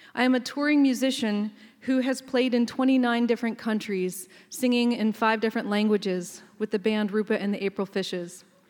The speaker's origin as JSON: {"language": "English", "area": "Ohlone Territory", "region": "California", "country": "United States", "tie": "born or raised there", "said": "growing up in this land. Um, I was born in Ohlone Territory"}